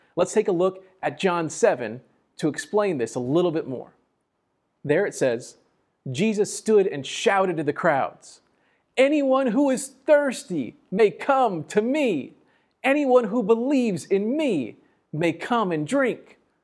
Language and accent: English; San Antonio, Texas, United States; born or raised there; also born or lived in Laredo, Texas